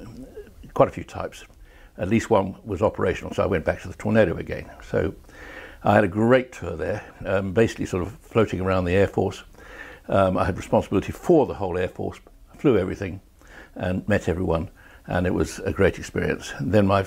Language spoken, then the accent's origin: English; South Africa; moved away as an adult; I grew up in South Africa and actually joined the RAF from South Africa